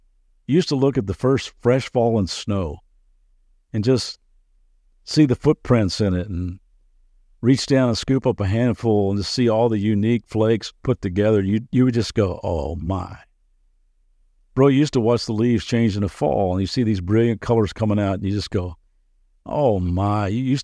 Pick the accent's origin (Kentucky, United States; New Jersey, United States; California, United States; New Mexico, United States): Kentucky, United States; Lexington; I grew up in Lexington, Kentucky, so I'm a big University of Kentucky Wildcat fan